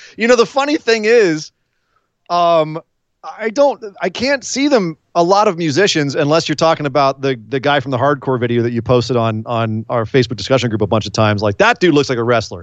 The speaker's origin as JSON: {"language": "English", "region": "California", "country": "United States", "said": "I'm from California"}